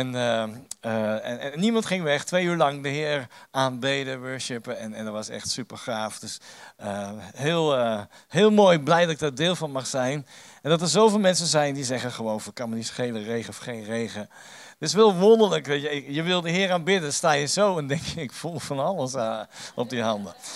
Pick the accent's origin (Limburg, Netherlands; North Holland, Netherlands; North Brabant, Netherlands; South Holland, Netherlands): South Holland, Netherlands; The Hague; ik kom uit Den Haag en reken maar, dat is een stad vol met meningen